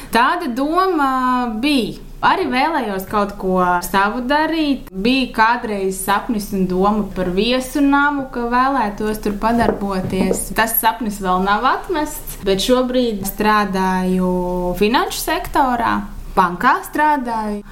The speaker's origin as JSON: {"language": "Latvian", "town": "Madona", "region": "Vidzeme", "country": "Latvia", "tie": "born or raised there", "also_born_or_lived": "Riga", "said": "Es uzaugu Madonā"}